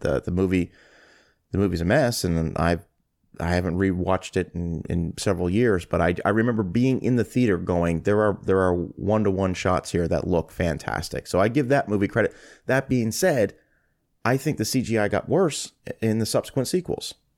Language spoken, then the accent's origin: English; Canada; as a Canadian